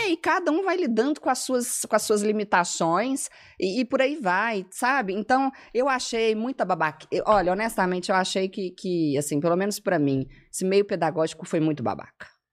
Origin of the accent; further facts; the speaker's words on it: Belo Horizonte, Minas Gerais, Brazil; moved away as an adult; now in São Paulo, Brazil; Eu sou formada em letras pelo FMG, sou de Belo Horizonte. Uh, moro em São Paulo desde o início da pandemia